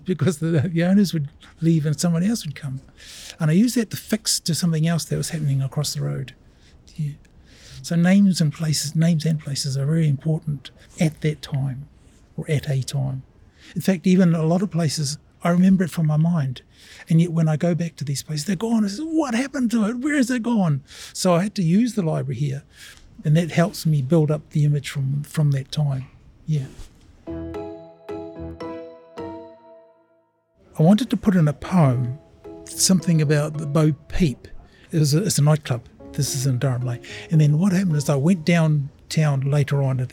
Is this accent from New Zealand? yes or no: yes; Auckland, New Zealand; also born or lived in Samoa; I've been in Auckland since 1956, so I'd say Auckland is my hometown